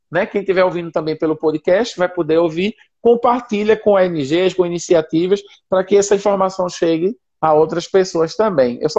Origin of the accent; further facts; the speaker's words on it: Senegal; born there; Eu nasci aqui no Senegal.